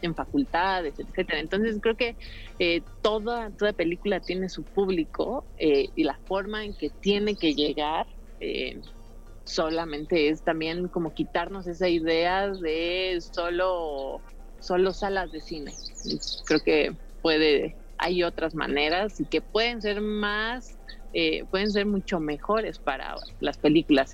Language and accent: Spanish; Mexico; yo me, involucro como productora mexicana para un proyecto en Costa Rica